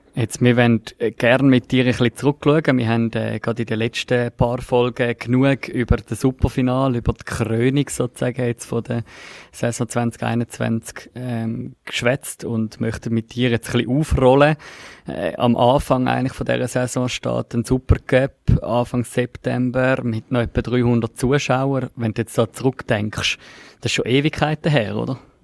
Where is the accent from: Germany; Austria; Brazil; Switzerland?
Switzerland; Winterthur, Zurich; für mich als Winterthurer